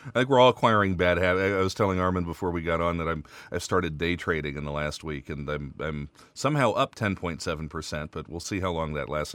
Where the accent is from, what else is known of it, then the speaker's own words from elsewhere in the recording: United States; now in Luxembourg; I'm from the States